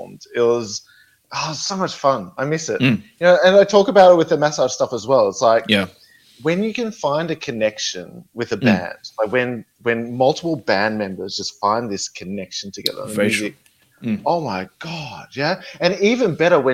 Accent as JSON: {"language": "English", "country": "Australia", "tie": "born or raised there", "also_born_or_lived": "Melbourne", "said": "I grew up in a small country town in Australia."}